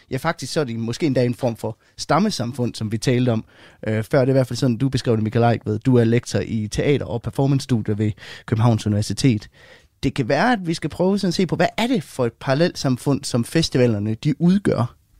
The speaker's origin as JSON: {"language": "Danish", "country": "Denmark", "said": "vi har hjemme i Danmark"}